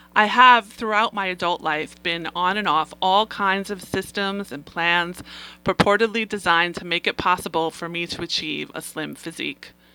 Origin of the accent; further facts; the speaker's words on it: New York City, New York, United States; I am a native New Yorker. I grew up on Staten Island, the place in New York City